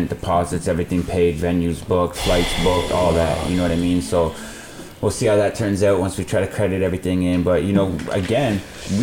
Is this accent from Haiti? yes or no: no; Canada; Being a Canadian that runs a league that, like, you know, runs in Canada and America